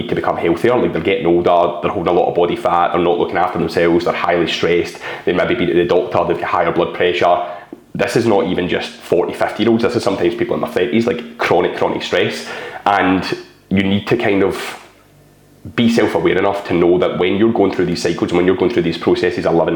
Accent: Scotland, United Kingdom; I'm a Scottish, bald guy

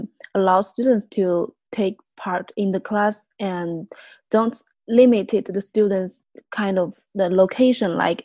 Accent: southern China, China; moved away; I'm also from the south of China

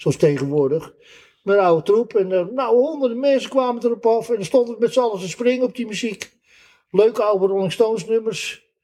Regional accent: Amsterdam, North Holland, Netherlands; Nee, ik ben geboren in Amsterdam.

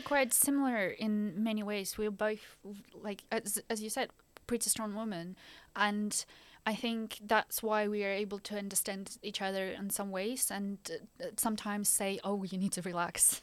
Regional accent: Ukraine; English is a second language; moved away as an adult; also born or lived in Belgium; now in Norwich, United Kingdom; I was born in the Ukraine

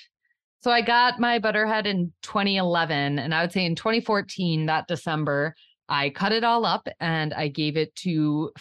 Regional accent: Le Sueur County, southern Minnesota, United States; I am from Le Sueur County in southern Minnesota.

